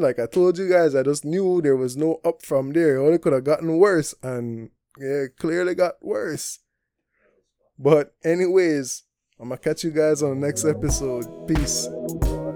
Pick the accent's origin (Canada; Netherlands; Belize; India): Belize; moved away as an adult; also born or lived in Taiwan; I come from Belize. I lived up Belize, what, from nineteen ninety-seven to twenty eighteen, uh, what, twenty-one years